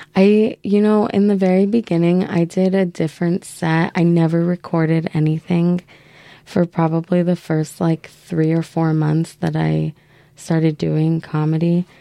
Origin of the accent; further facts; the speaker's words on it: Yucaipa, California, United States; moved away as an adult; also born or lived in San Jose, California / Baltimore, Maryland; now in Portland, United States; Yucaipa, California okay. is where I lived um, from when I was a child until I was like 11